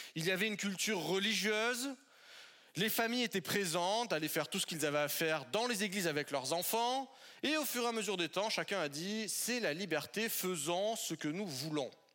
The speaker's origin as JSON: {"language": "French", "region": "southern French Alps", "country": "France", "tie": "born or raised there", "moved": "yes", "lives_now": "Paris, France", "said": "de là où je suis originaire, dans le sud des Alpes de la France"}